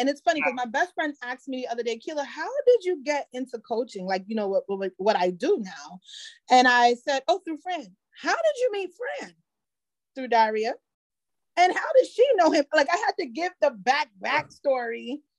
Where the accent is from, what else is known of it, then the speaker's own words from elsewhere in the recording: Jamaica; I'm Jamaican.